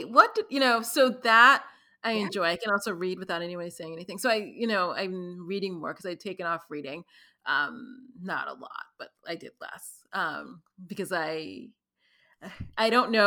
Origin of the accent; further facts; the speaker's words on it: New York City, New York, United States; I was born and raised in New York City